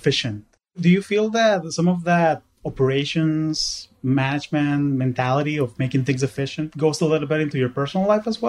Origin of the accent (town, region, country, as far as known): Caracas, Capital District, Venezuela; also born or lived in Silicon Valley, United States; now in United States